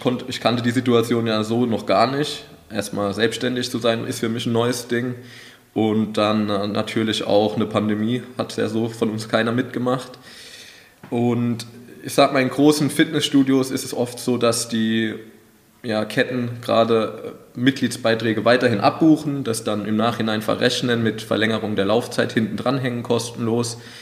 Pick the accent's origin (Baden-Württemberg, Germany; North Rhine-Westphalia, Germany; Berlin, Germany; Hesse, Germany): Hesse, Germany; Wald-Michelbach; ich komme ja auch aus Waldmischelbach